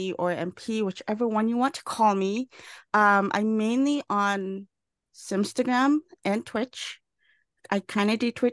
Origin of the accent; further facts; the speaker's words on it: California, United States; also born or lived in Philippines; I am Filipino and Chinese immigrant from the Philippines. And I came here when I was like two and a half, here being California